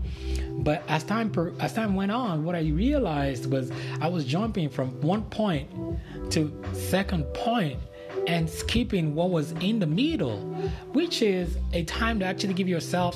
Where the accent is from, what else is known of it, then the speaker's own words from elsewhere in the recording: Nigeria; moved away; regular Nigerian guy that was raised back in Nigeria